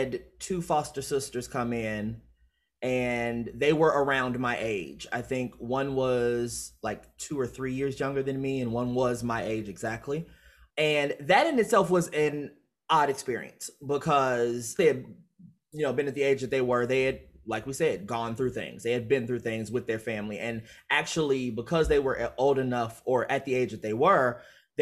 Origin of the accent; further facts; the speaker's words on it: Chicago, Illinois, United States; growing up in Chicago